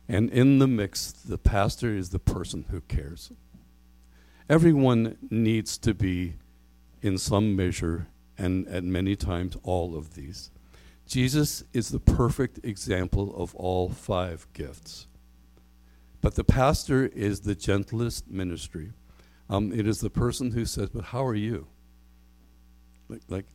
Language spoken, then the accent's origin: English; Canada; we're Canadian